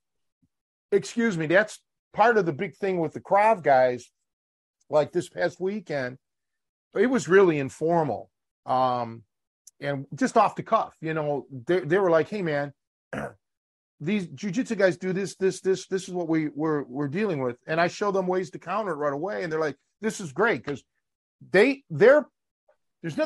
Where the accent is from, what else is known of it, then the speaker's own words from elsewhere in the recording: Cleveland, Ohio, United States; now in Chicago, United States; born and raised in Cleveland.